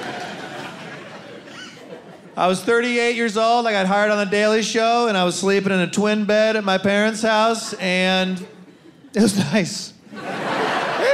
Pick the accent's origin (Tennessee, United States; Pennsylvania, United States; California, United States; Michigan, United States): Michigan, United States; Ann Arbor; now in New York, United States; Love Michigan, from Ann Arbor, you know, not too far away. I live in New York now.